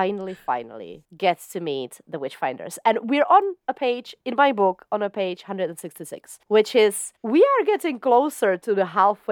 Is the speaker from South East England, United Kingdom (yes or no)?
yes; South East England, United Kingdom; I don't know about the other stuff, but we come from Surrey.